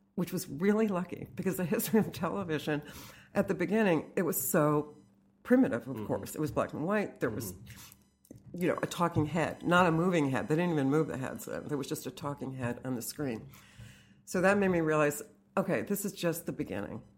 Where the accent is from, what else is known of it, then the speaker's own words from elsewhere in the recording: Fairfield, Connecticut, United States; I grew up in Fairfield, Connecticut